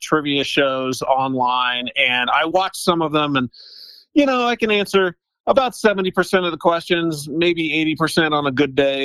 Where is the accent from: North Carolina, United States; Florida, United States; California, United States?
California, United States; Riverside; now in Denver, United States; I grew up in Riverside, California, which, if people know Southern California, is about